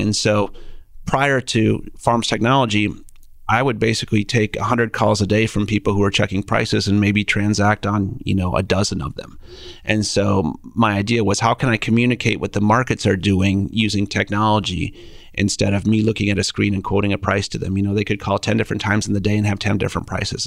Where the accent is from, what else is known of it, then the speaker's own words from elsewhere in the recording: Minnesota, United States; moved away as an adult; now in Kansas City, United States; We're both from Minnesota.